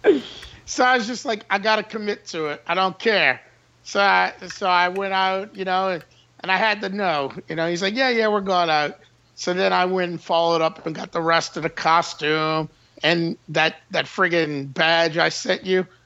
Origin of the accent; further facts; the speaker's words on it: Metairie, Louisiana, United States; also born or lived in New Orleans; I was born in New Orleans, but I was raised in Old Metairie.